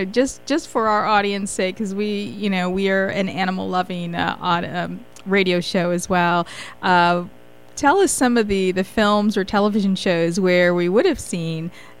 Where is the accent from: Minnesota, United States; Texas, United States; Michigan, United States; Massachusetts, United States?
Michigan, United States; now in Washington, D.C., United States; Michigan is my home state. And, of course, we're here in D.C.